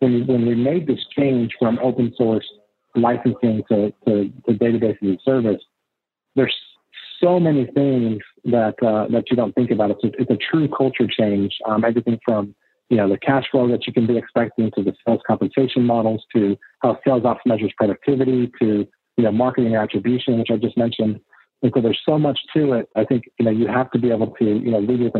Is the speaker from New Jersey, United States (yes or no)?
no; Austin, Texas, United States; I'm actually born and raised in Austin